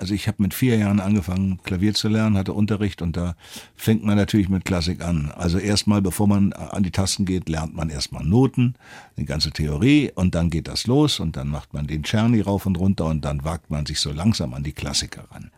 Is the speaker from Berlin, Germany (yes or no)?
yes; Berlin, Germany; bin dann in Westberlin aufgewachsen